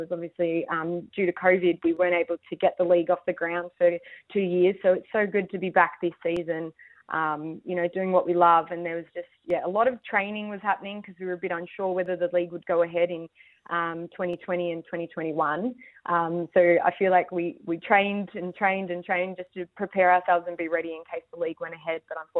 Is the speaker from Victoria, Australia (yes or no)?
yes; Gippsland, Victoria, Australia; I grew up in the Gippsland region, so plenty of hills, and live out in the country, or grew up out in the country, and plenty of hills and trails out there.